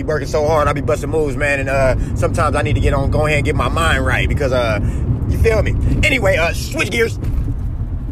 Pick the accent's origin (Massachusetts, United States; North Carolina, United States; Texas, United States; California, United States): California, United States; Oakland; born from Oakland